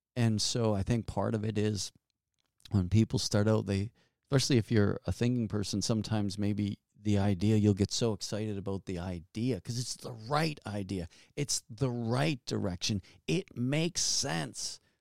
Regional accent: Halifax, Nova Scotia, Canada; I'm from Halifax, Nova Scotia

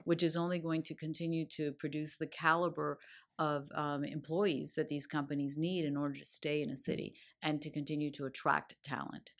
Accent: Miami, Florida, United States; growing up in Miami.

